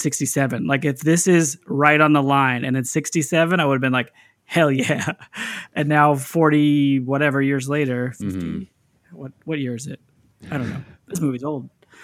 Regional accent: California, United States; In Northern California.

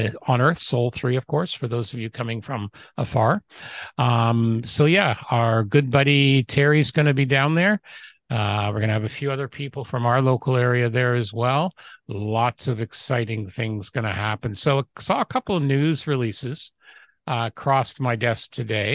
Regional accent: Canada

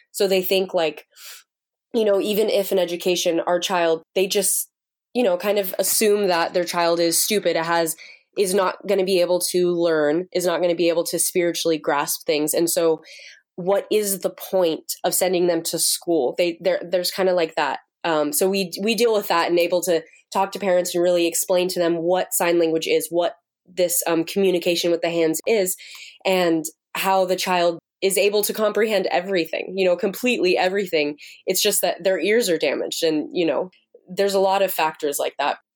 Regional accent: United States; moved away as an adult; now in Uganda; being an American over there

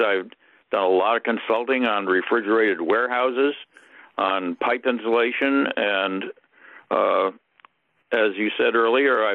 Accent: Hartford, Connecticut, United States; moved away; I grew up in Hartford, Connecticut

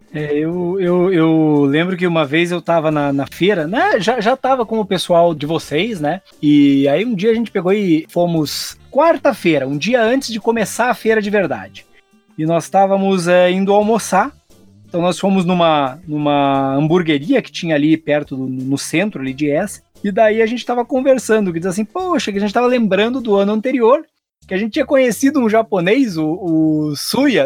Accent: Brazil; Eu era o louco que vinha da, do Brasil, da, da, daquela terra lá que fica lá na América do Sul

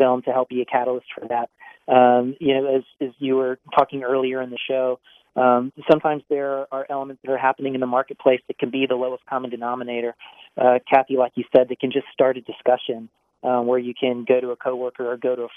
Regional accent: St. Louis, Missouri, United States; I'm from St. Louis

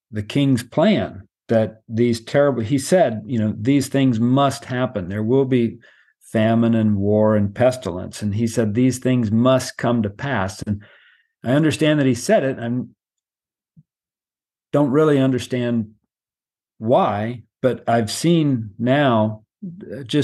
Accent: United States; I'm an American and traveling back and forth to Myanmar for a few years now

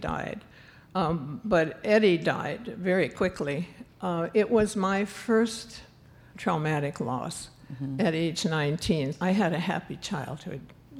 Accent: New Glarus, Wisconsin, United States; moved away; I was born and raised in New Glarus, Wisconsin

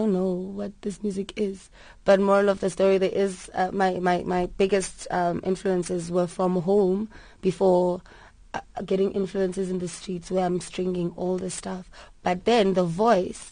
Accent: Port Elizabeth, Eastern Cape, South Africa; moved away as an adult; also born or lived in Durban; I grew up in Port Elizabeth, and my mom put me on stage from when I was 6 months

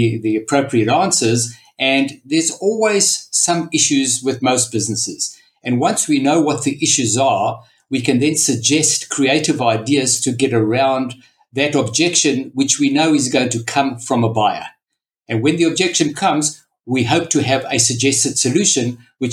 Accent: South Africa; moved away as an adult; now in Australia; So as you can hear from the accent, I was brought up in South Africa and I emigrated approximately 25 years ago.

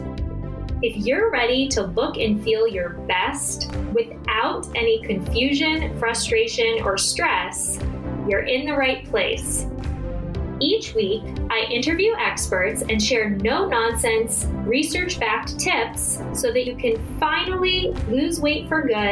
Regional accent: Arizona, United States; I am from Arizona, and I went to this kind of prospective students weekend at University of Arizona.

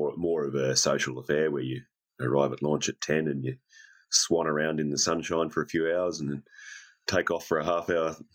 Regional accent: Australia; Dad's Italian, emigrated here in the early 60s with a lot of other people. Met an Australian lady and I'm still here

